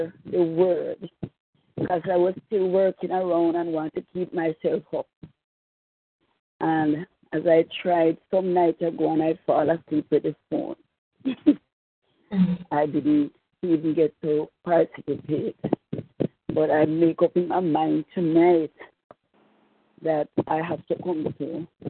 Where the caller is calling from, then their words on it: Jamaica; I'm calling from Jamaica.